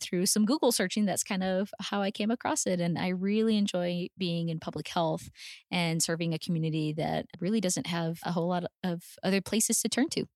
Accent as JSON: {"language": "English", "town": "El Paso", "region": "Texas", "country": "United States", "tie": "born or raised there", "also_born_or_lived": "Houston, Texas", "said": "I was born and raised in El Paso, Texas"}